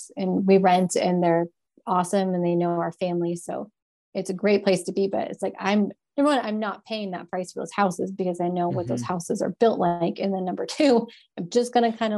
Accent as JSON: {"language": "English", "town": "Bozeman", "region": "Montana", "country": "United States", "tie": "born or raised there", "also_born_or_lived": "Atlanta, Georgia", "said": "I moved up here when I was 10. So I've been here for 27 years."}